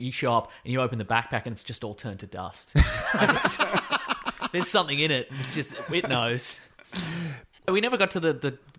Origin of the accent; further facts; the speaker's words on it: Eltham, Victoria, Australia; my hometown